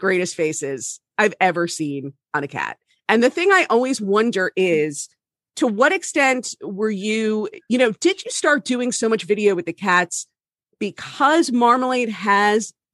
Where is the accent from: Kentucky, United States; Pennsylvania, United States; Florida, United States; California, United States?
Florida, United States; My home state takes a lot of abuse, but I've always been very proud to be